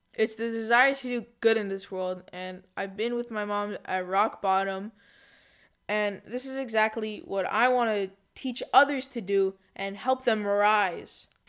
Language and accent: English; Canada; I was born in Canada to Israeli parents